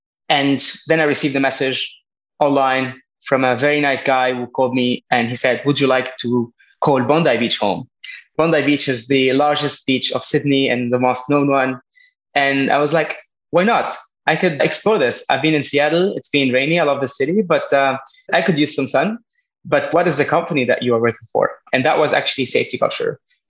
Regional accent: Lebanon; born there; also born or lived in France / Spain / United Kingdom / Berlin; I was born in Lebanon, half my life in France, studied in Spain, did some internship in the UK. I lived a bit in Berlin, trying to help a startup.

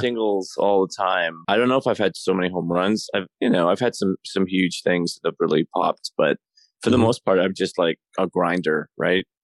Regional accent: Toronto, Ontario, Canada; moved away as an adult; now in Los Angeles, United States; I'm from I'm from Toronto. I'm in Canada

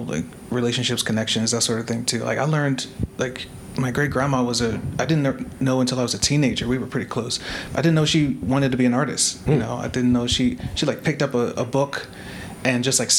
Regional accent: Maryland, United States; now in Philadelphia, United States; I grew up in Maryland in the suburbs

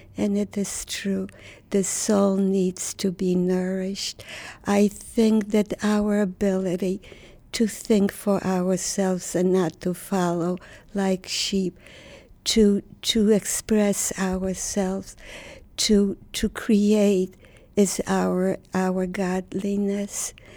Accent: Warsaw, Masovian Voivodeship, Poland; moved away; I was born in Warsaw, Poland. Warsaw was the center of my universe.

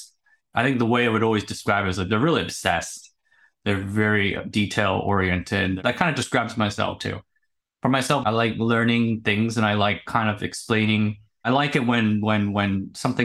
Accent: United States; moved away as an adult; also born or lived in Silicon Valley; now in Taipei, Taiwan; I was born in the States, United States, and I grew up there

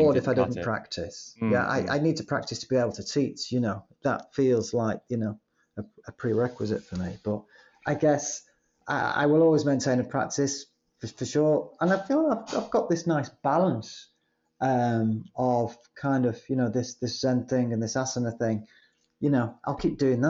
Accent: Manchester, North West England, United Kingdom; you can tell I'm from Manchester by my complete lack of sophistication

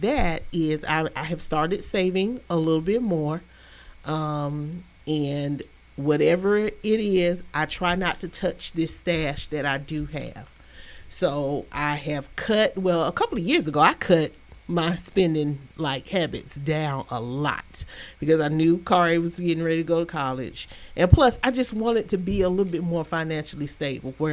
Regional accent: Albany, Georgia, United States; also born or lived in Heidelberg, Germany; I always claim Albany, Georgia is my hometown, but I was actually born in Heidelberg, Germany.

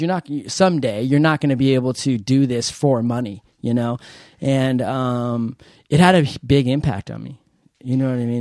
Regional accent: San Diego, California, United States; I'm from San Diego

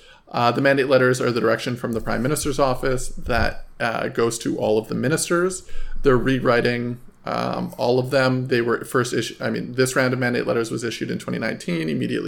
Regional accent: Fort McMurray, Alberta, Canada; I'm from Fort McMurray.

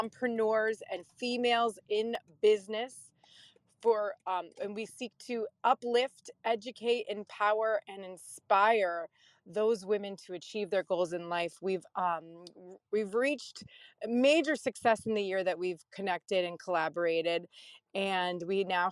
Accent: Pennsylvania, United States; also born or lived in upstate New York; I was born and raised in Pennsylvania in a suburb

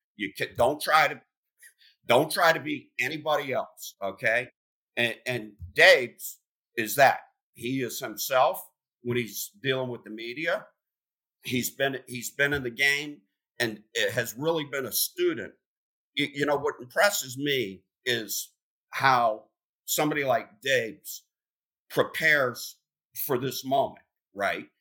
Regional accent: Pennsylvania, United States; moved away; I'm from Pennsylvania

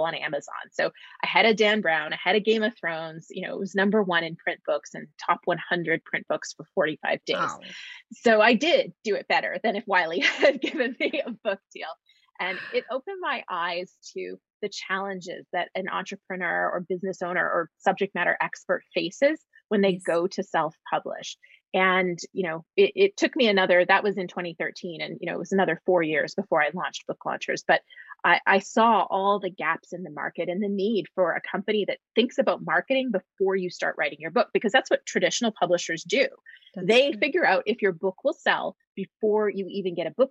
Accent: Canada; moved away as an adult; now in Los Angeles, United States; I'm actually a Canadian who calls Los Angeles, California home

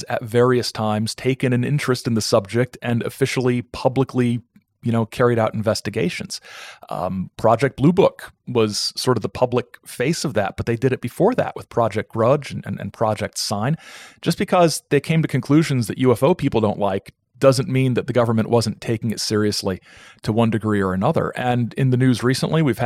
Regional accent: Fort Wayne, Indiana, United States; moved away; I'm originally from Fort Wayne, Indiana

